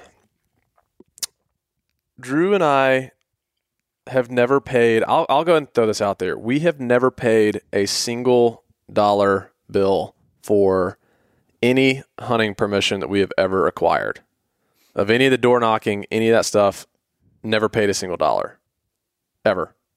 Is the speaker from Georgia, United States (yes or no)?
yes; Atlanta, Georgia, United States; we're from, we grew up in Atlanta